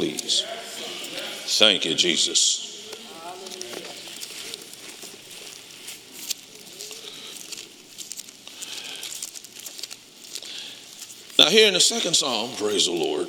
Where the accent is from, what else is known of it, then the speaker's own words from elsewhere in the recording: Detroit, Michigan, United States; I'm from Detroit